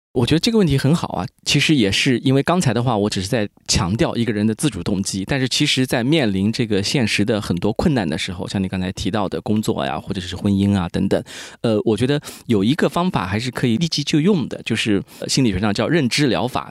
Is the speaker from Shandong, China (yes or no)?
no; rural Jiangsu, China; 我从小是在一个可以说中国传统的一个乡土社会长大的，就是一个中国农村嘛，江苏农村。我们知道费孝通的《乡土中国》其实写的就是我们那一大片的那个地方